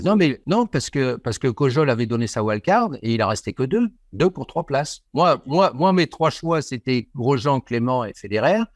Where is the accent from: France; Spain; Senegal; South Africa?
France; Marseille, Provence-Alpes-Côte d'Azur; je suis de Marseille